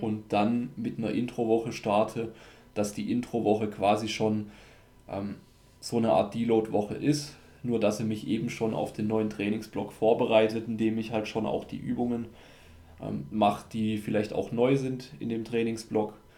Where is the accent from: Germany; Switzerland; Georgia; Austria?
Austria; bei uns in Österreich.